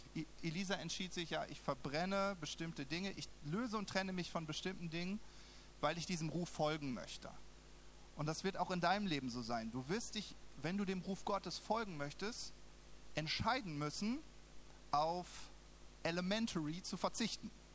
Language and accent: German; Southern Germany, Germany; moved away as an adult; now in Berlin, Germany; ich wohne in, im Süden Deutschlands